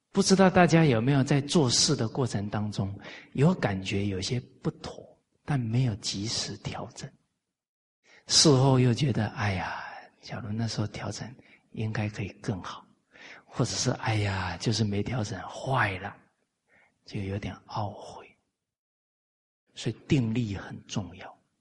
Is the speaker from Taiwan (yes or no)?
yes; Taiwan; now in Malaysia; 我在台湾长大